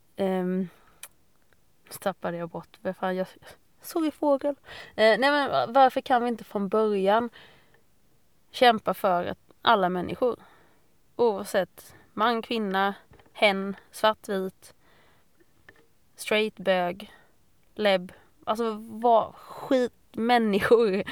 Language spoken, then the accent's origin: Swedish; Fredriksdal, Sweden; jag är uppvuxen i Fredriksdal